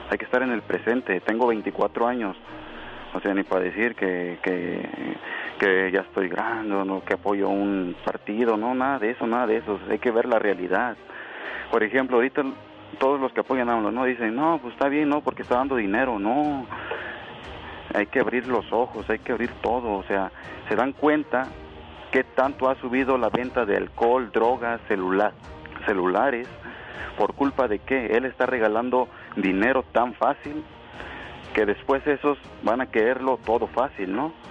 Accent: Guerrero, Mexico; Este, solamente para opinar, este, yo soy del estado de Guerrero.

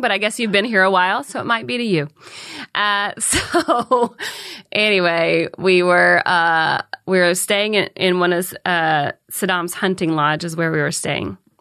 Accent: Calhoun, United States; moved away; I'm from Calhoun

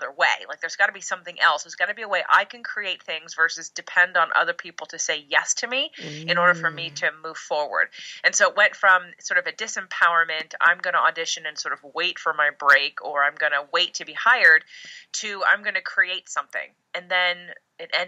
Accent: Pennsylvania, United States; now in Los Angeles, United States; originally Pennsylvania, but I live in Los Angeles

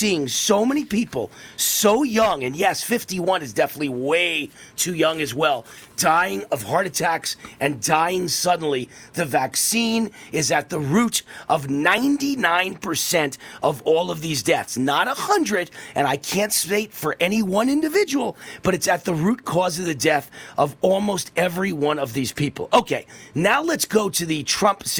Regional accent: Mount Vernon, New York, United States; I'm from Mount Vernon, New York.

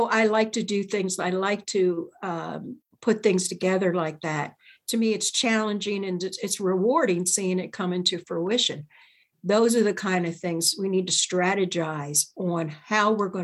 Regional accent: Chester, Pennsylvania, United States; moved away; I was born in Chester, Pennsylvania

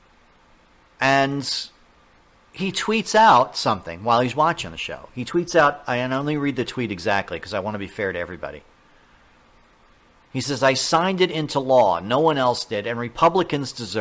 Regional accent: New York, United States; I'm from New York

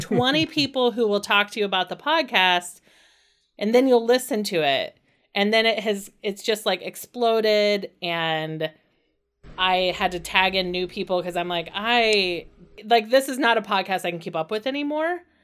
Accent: Indiana, United States; growing up in Indiana

